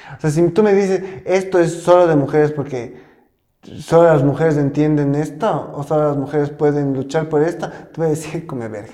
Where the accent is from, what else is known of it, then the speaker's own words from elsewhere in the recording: Ecuador; tenemos mucho como ecuatorianos